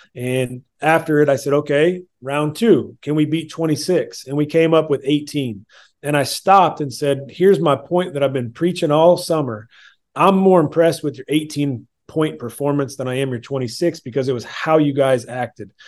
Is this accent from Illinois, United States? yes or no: yes; Illinois, United States; moved away; I'm originally from Illinois